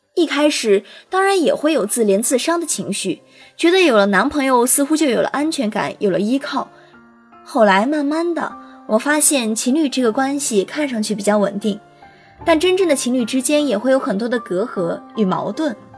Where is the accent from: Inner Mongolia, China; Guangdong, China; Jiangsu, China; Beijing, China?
Jiangsu, China; Yangzhong; now in Nanjing, China; 来自江苏扬州